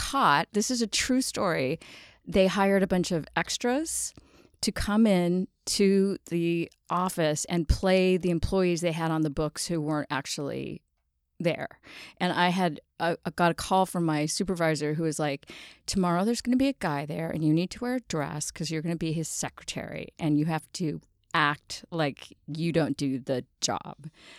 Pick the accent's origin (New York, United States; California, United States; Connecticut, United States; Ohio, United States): California, United States; Los Angeles; I grew up in Los Angeles